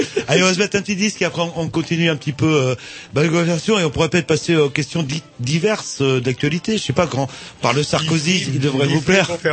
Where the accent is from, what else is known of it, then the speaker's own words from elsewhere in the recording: Trégor, Brittany, France; vers chez moi dans le Trégor